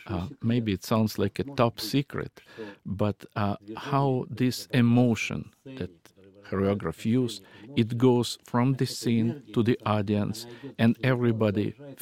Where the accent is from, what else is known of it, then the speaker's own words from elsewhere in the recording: Siberia, Russia; born there; And after the war ended, I was born in Siberia, taiga.